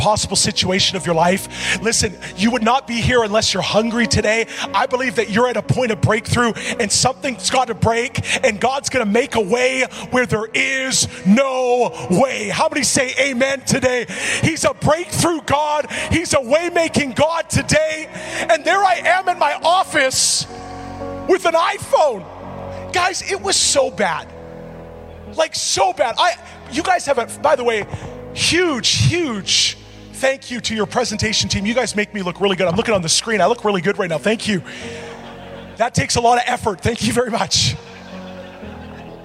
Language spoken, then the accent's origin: English; Edmonton, Alberta, Canada; I'm from Edmonton